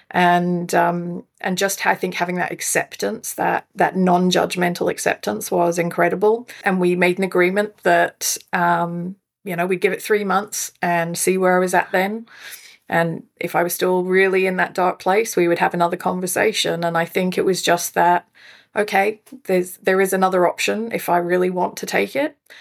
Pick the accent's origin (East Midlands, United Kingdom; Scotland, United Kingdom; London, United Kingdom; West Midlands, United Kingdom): Scotland, United Kingdom; moved away as an adult; also born or lived in South Africa; now in Fraser Coast, Australia; was born in South Africa, raised in Scotland, uh, but have been living in Australia for twenty years now.